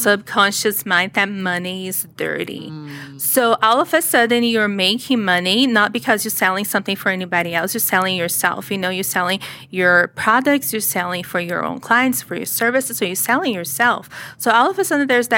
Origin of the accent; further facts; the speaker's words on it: Brazil; English is a second language; now in United States; I was born in Brazil. You can probably hear the accent.